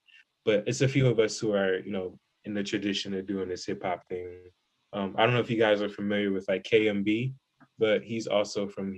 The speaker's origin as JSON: {"language": "English", "town": "Columbus", "region": "Ohio", "country": "United States", "said": "I'm from Columbus, Ohio."}